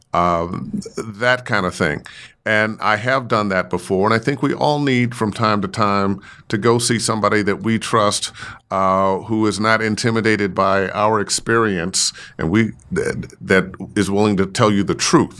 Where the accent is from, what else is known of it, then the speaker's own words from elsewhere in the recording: Cleveland, Ohio, United States; I grew up in Cleveland